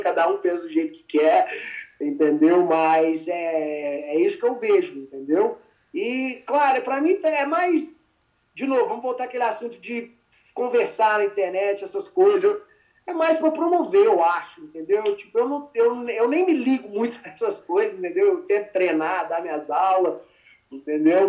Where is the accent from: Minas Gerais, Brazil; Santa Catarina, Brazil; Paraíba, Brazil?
Minas Gerais, Brazil; Formiga; moved away as an adult; also born or lived in Poços de Caldas, Brazil; now in United States; eu sou de Minas, da uma cidade que chama Formiga